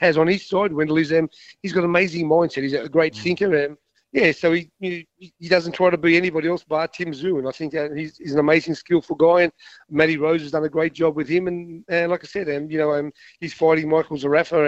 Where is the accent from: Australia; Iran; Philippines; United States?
Australia; me being an Aussie